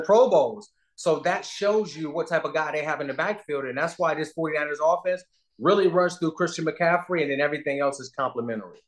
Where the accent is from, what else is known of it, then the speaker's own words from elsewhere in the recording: Cleveland, Ohio, United States; I'm from Cleveland. I'm a Midwest guy.